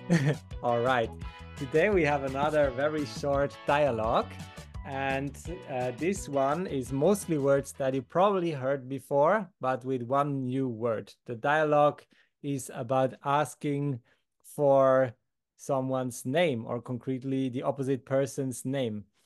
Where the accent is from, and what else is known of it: Switzerland